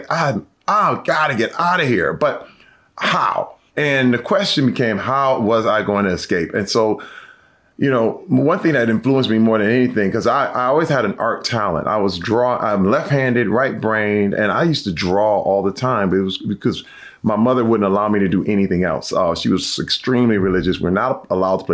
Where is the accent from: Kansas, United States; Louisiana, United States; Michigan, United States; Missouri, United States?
Michigan, United States; Flint; Growing up in Flint at the time when I was a kid